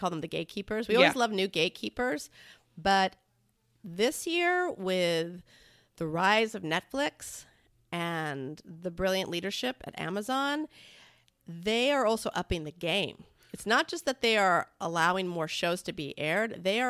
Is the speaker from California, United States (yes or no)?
yes; San Diego, California, United States; Like, it's like I grew up in Southern California, San Diego, mm-hmm.